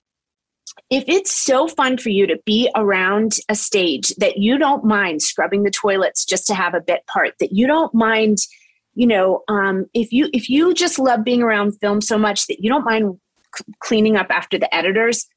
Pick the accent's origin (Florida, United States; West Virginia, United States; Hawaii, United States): West Virginia, United States; Charleston; moved away; whatever got me from Charleston, West Virginia to my first job, a lot of things had to go my way, starting with the zip code I was born in Charleston